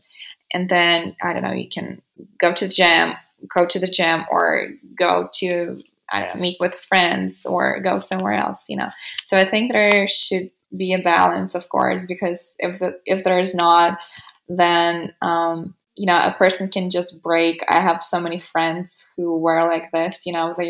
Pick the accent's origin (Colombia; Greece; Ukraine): Ukraine; Western Ukraine; first language Ukrainian; English is a second language; now in Kyiv, Ukraine; Ukrainian is my native language, obviously, because, you know, I was raised in the West part.